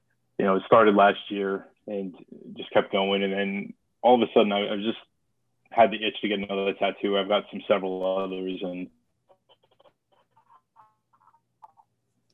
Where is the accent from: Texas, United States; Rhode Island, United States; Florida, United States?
Rhode Island, United States; Providence; moved away as an adult; I was, you know, born and raised in the Mount Pleasant section of the city